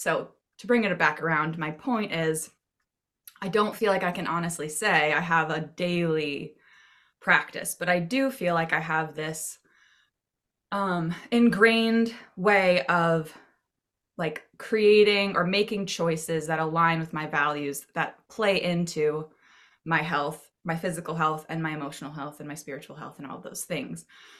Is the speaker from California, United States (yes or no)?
no; Maine, United States; I grew up in Maine, so I hope so.